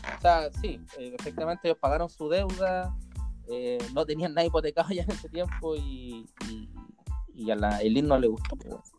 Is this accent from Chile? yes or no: yes; Chile; acá en Chile